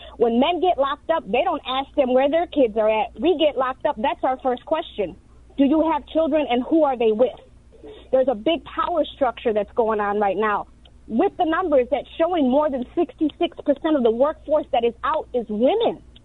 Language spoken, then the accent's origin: English; Chicago, Illinois, United States; I grew up in South Chicago